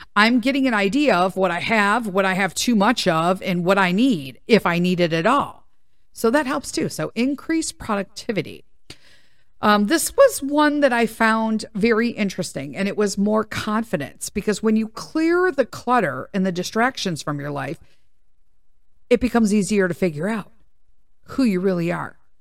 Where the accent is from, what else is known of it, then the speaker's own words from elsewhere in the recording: Chicago, Illinois, United States; I'm from Chicago